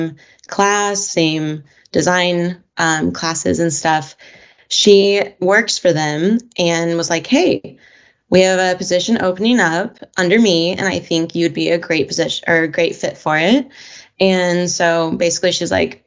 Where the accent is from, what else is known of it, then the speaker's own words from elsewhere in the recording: Evansville, Indiana, United States; now in Seattle, United States; I'm from Evansville, Indiana, originally. Currently living in Seattle, Washington